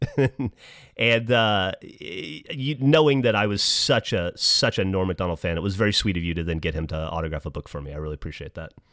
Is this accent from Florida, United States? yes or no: no; Alabama, United States; I'm from Alabama